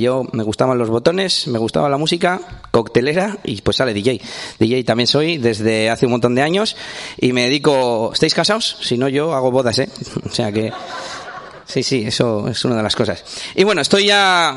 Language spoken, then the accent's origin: Spanish; Espinosa de los Monteros, Castile and León, Spain; vengo de, bueno, de Burgos, de Burgos, porque yo soy de Burgos, eh, de Espinosa de los Monteros concretamente.